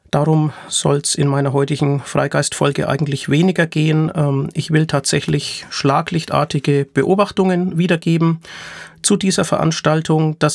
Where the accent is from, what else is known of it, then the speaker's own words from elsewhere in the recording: Nuremberg, Bavaria, Germany; der von 7. bis 11. Juni 2023 in meiner Heimatstadt Nürnberg stattgefunden hat